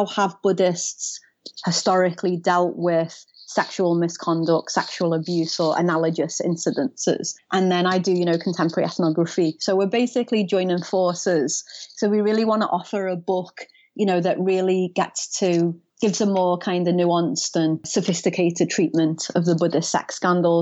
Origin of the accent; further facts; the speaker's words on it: United Kingdom; now in Florida, United States; being a Brit from a working class, you know, family and city